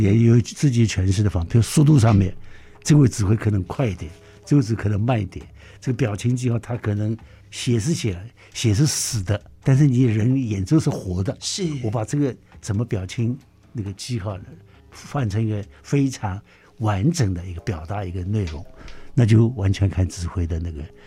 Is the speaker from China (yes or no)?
yes; Shanghai, China; moved away as an adult; also born or lived in Singapore; now in Taipei, Taiwan; 所以上海对我来讲确实是 呃，太重要了，是是我生我养我这个，这个，这个学习的、培养我成长的一个，一个，一个地方